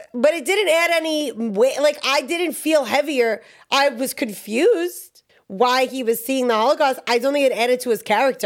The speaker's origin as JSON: {"language": "English", "region": "New York", "country": "United States", "said": "I'm from New York"}